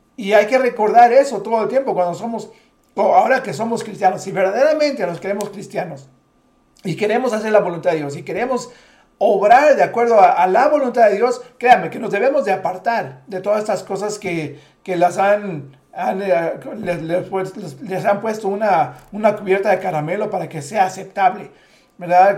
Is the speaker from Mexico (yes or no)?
yes; Mexico; siendo mexicanos